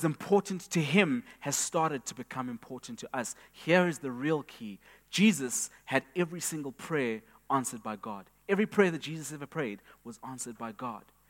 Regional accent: Eastern Cape, South Africa; I grew up in the Eastern Cape, and I would observe my grandfather's cows

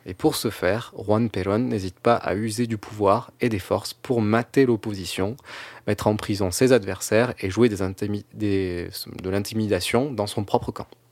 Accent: France; en tant que Français, restons humbles

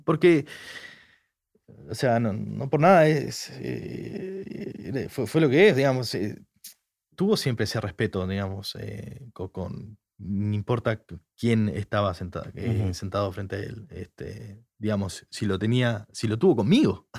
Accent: Argentina; soy argentino

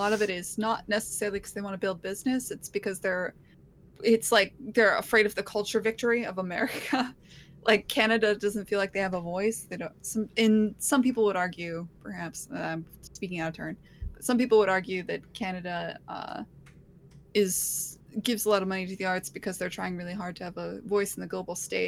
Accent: United States; as an American

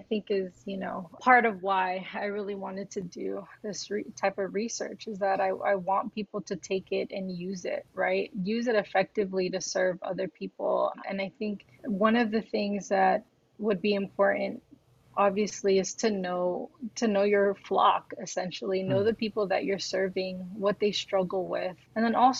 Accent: United States; especially being Filipino American, right, we're always kind of caught in between something

